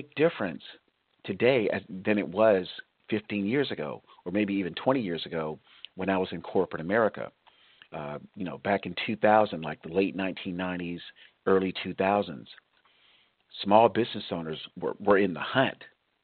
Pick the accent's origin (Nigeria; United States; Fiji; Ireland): United States; South Florida; now in California, United States; I was raised in South Florida, so I have a connection there.